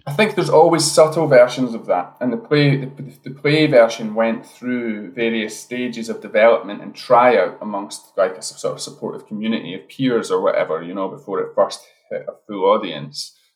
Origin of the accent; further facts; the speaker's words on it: Edinburgh, Scotland, United Kingdom; moved away as an adult; now in Glasgow, United Kingdom; I'm originally from Edinburgh